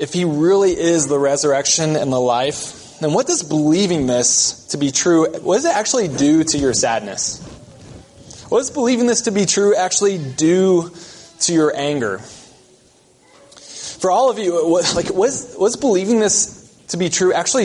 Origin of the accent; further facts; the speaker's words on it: the South, United States; moved away; I come from the South